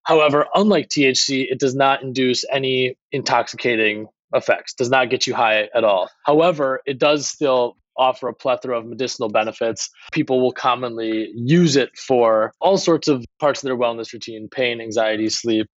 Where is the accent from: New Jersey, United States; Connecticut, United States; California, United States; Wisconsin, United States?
Wisconsin, United States; Milwaukee; I grew up in Milwaukee area in Wisconsin